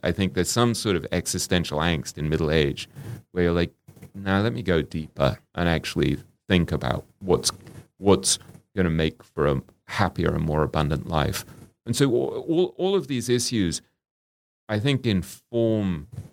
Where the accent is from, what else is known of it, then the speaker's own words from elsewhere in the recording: England, United Kingdom; me growing up in England